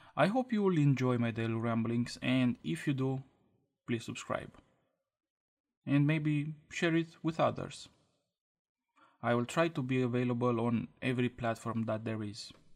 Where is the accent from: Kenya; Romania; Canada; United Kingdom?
Romania; English is a second language; I'm from Romania and English is my second language.